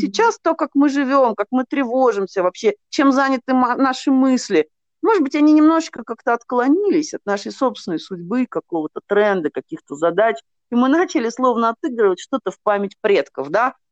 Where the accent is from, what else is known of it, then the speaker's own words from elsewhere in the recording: Nizhny Novgorod, Nizhny Novgorod Oblast, Russia; я из Нижнего Новгорода сама